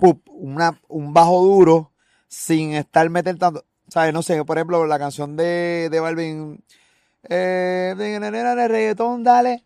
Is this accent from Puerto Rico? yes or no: yes; Puerto Rico; nosotros como puertorriqueños